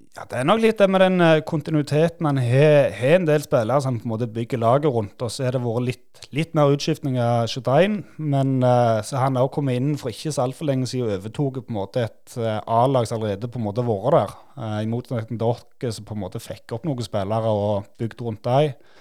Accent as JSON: {"language": "Norwegian", "town": "Nærbø", "region": "Rogaland", "country": "Norway", "said": "Vi, vi liker oss godt der vi er fra, og liker oss godt hjemme"}